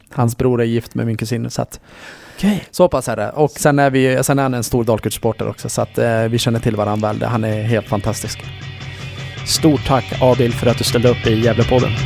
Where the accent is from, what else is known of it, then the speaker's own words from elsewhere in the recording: Borlänge, Dalarna County, Sweden; also born or lived in Kurdish part of Turkey; jag är ju från Borlänge, eh, eller jag är kurd, jag är född i den kurdiska delen i Turkiet, eh, men jag är en dalmas